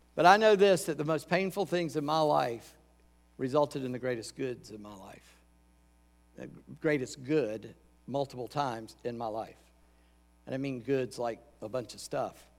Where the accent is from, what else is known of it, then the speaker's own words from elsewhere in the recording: Charleston, South Carolina, United States; moved away as an adult; also born or lived in Columbia, South Carolina; now in Virginia, United States; I grew up in Charleston.